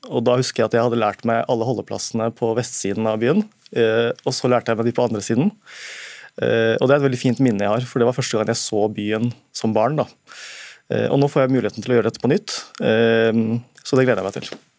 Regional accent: Bekkestua, Akershus, Norway; Jeg er fra Haslum, Bekstua. Og har pakistanske foreldre som Pappa var T-banefører.

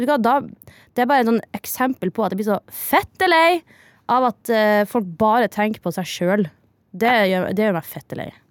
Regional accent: near Misvær, Nordland, Norway; accent: Northern Norwegian; moved away; det er jo eh, rett ved der jeg vokste opp

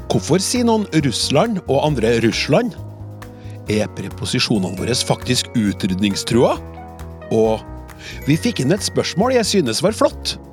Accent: Trøndelag, Norway; Selv er jeg trønder som deg, og uttaler Oslo som Oslo.

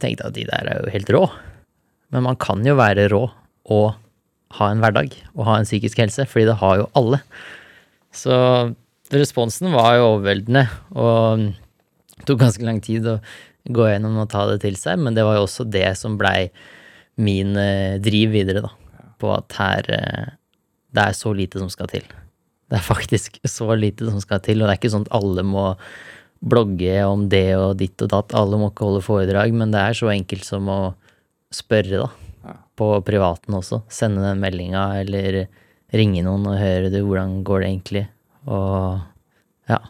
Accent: Larvik, Vestfold, Norway; der jeg vokste opp, og der jeg har tatt mest bilder, er en eh, surfespot utafor Larvik

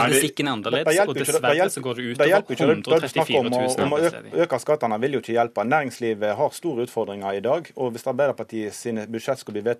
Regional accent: Western Norway, Norway; Eh, og vi er fra Vestlandet vet jo hvor viktig det er med lokalt eierskap.

